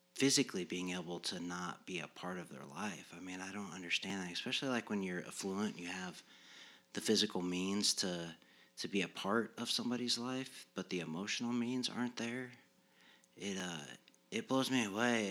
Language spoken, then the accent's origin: English; Muncie, Indiana, United States; I was raised here in Muncie. I, I went to Yorktown High School on K through twelve.